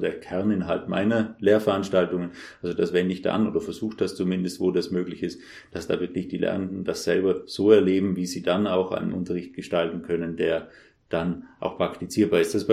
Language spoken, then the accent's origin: German; Trentino-Alto Adige, Italy; ich komme ursprünglich aus Südtirol, was man möglicherweise am Akzent hört, den ich ja mitgenommen habe von dort und habe dort auch die Schule besucht.